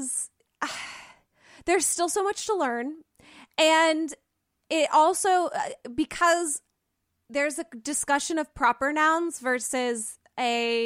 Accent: Canton, North Carolina, United States; I'm from Canton, North Carolina, which is just west of Asheville

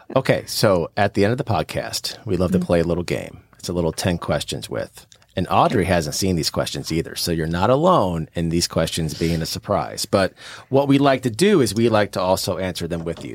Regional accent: St. Louis, Missouri, United States; my family owned a store in St. Louis, where I'm from, born and raised in St. Louis, Missouri

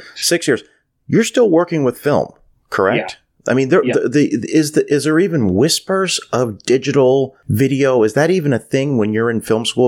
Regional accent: Canada; growing up in Canada

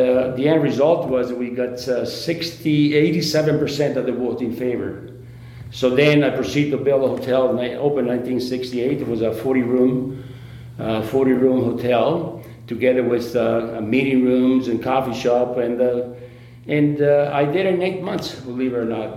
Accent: Italy; now in Alliston, Canada; I was 17 years old, and I grew up in Italy

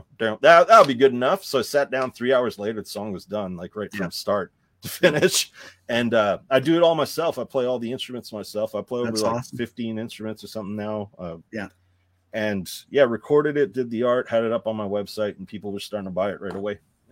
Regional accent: Canada; I was raised in Canada.

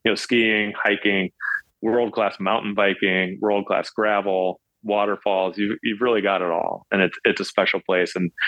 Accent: Kansas, United States; I grew up in Kansas, and I've done Unbound, the 200-mile version, and I wanted to go a little bigger.

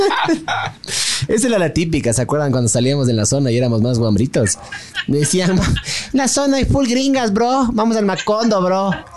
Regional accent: Ecuador

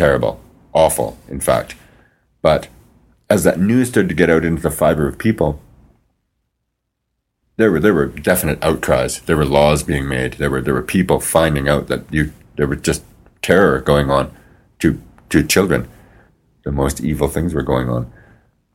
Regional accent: Regina, Saskatchewan, Canada; growing up in the South End was very, very difficult.

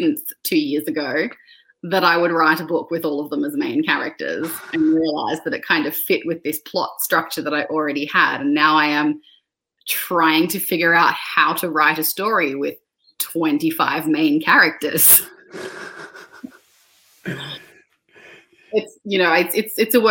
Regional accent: Australia; my identity as an Australian author

